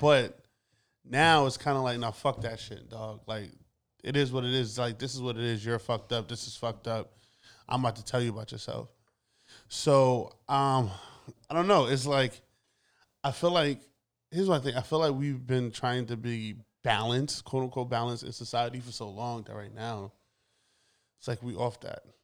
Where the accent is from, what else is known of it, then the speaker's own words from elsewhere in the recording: New York, United States; I am born and raised in Brooklyn.